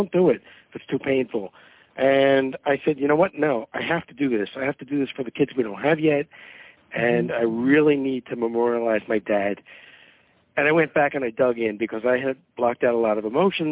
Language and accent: English; Philadelphia, Pennsylvania, United States; moved away as an adult; also born or lived in Atlanta; I grew up in Philadelphia, went to high school there